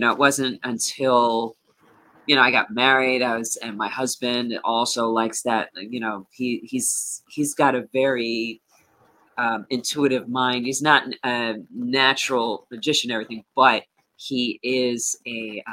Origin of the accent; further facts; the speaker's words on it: Hudson Valley, New York, United States; I am from Hudson Valley, New York. And right now I live in Sugarloaf